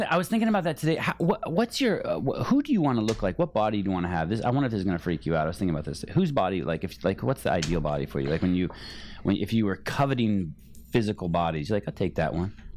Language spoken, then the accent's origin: English; Bay Area, California, United States; I grew up in the Bay Area.